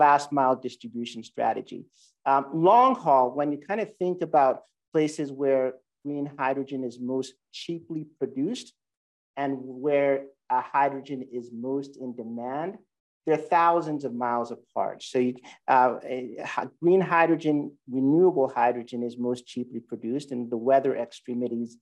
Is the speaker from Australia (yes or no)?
no; Sierra Leone; moved away; I grew up in Sierra Leone, West Africa